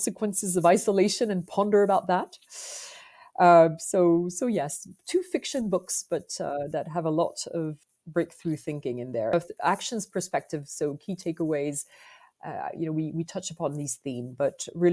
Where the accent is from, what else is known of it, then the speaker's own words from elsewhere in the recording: France; accent: French; English is a second language; you must have picked up from my accent that I am French